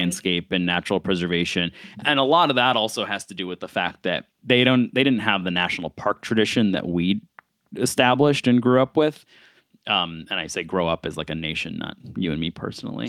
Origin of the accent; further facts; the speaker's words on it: Buffalo, New York, United States; growing up in Buffalo